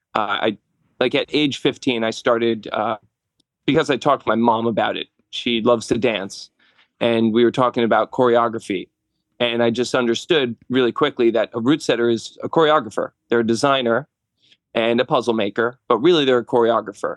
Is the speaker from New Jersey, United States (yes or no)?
yes; New Jersey, United States; moved away as an adult; now in Langhorne, Pennsylvania, United States; I'm from North Jersey